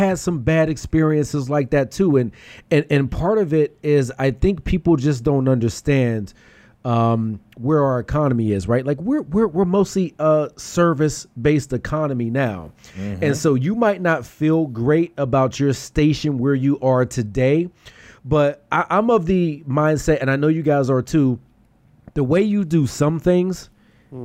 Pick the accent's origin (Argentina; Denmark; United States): United States; Pittsburgh, Pennsylvania; now in Philadelphia, United States; Let me make it clear to everybody. I'm from Pittsburgh.